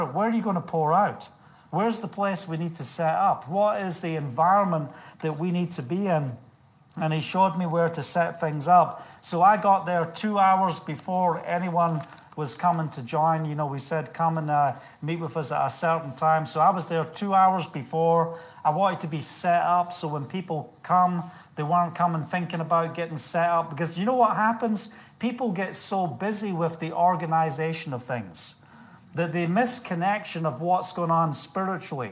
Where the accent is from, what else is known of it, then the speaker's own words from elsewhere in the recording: United Kingdom; moved away; being British